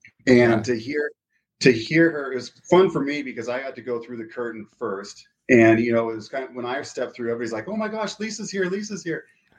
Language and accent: English; California, United States; also born or lived in Florida / Texas; now in Salt Lake City, United States; So I grew up in California, Florida, and Texas and came here to go to school.